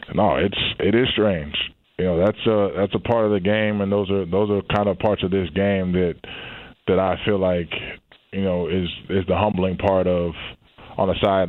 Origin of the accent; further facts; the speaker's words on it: not far from Atlanta, Georgia, United States; Growing up in Georgia, not far from Atlanta.